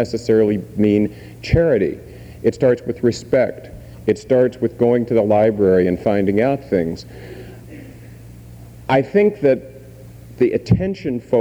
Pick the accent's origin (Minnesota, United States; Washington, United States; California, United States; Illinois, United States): Washington, United States; Tacoma; I grew up part of the time in Tacoma, Washington, where my grandmother still lives